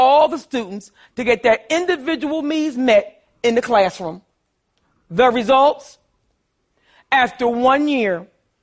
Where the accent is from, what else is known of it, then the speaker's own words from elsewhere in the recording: Philadelphia, Pennsylvania, United States; I grew up poor in North Philadelphia, too.